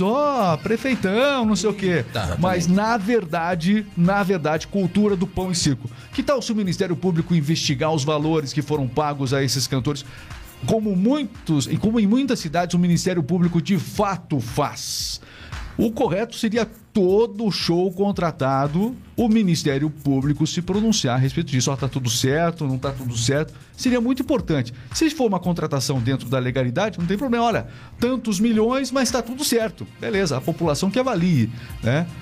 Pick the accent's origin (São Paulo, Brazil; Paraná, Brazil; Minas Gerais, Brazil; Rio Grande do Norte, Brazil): Paraná, Brazil; accent: paranaense; nós somos aqui do Paraná